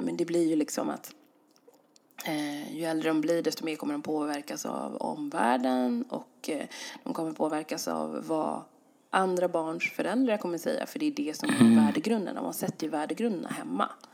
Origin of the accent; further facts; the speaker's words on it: Sweden; jag är ju svensk, så svensk som man kan bli